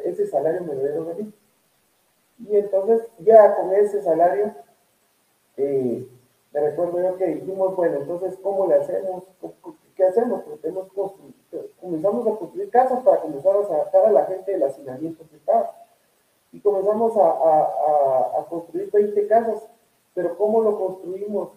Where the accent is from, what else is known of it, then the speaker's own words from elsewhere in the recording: Guatemala; nosotros como guatemaltecos